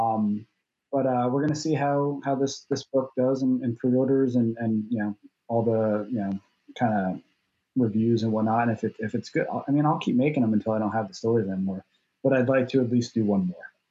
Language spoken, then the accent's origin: English; southern shore of the Raritan Bay, New Jersey, United States; i grew up in New Jersey on the southern shore of the Raritan Bay, which looks directly across to southern Manhattan